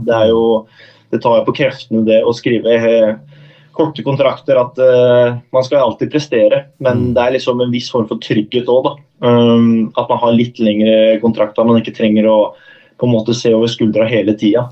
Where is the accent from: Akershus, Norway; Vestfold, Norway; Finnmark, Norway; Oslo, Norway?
Oslo, Norway; moved away as an adult; now in Norrköping, Sweden; da jeg var hjemme i Oslo og, og møtte mor og far